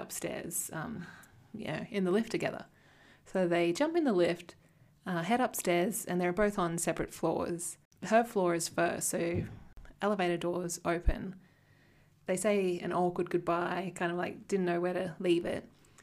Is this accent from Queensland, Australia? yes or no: yes; Cloncurry, Queensland, Australia; moved away; people from my hometown, they get married to somebody else from the hometown. Like, there's 3,000 people